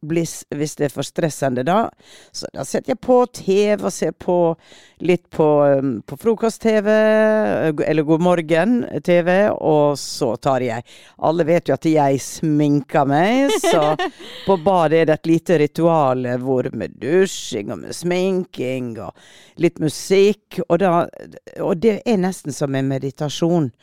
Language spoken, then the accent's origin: Norwegian; Western Norway, Norway; jeg er vestlending